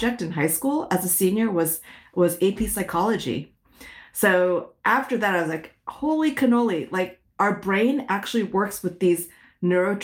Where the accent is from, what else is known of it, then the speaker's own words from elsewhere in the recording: San Francisco Bay Area, California, United States; first language Hokkien; English is a second language; also born or lived in Malaysia / Connecticut; spent most of my childhood growing up in the San Francisco Bay Area